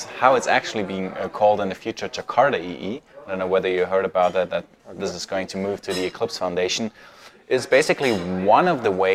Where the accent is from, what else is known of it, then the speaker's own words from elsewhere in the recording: Munich, Bavaria, Germany; moved away as an adult; now in Vienna, Austria; I am from Germany, born and raised in Munich, and now I live in Vienna